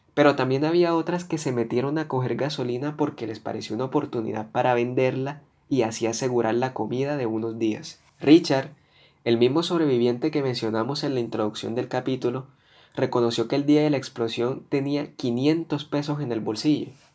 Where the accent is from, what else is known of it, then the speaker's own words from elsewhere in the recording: Colombia; como ciudadano que soy de este país, como colombiano